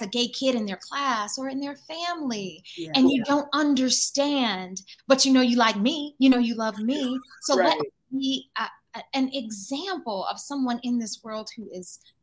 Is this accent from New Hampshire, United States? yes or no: no; Durham, North Carolina, United States; my hometown, Durham, North Carolina, and specifically my neighborhood, Old Farm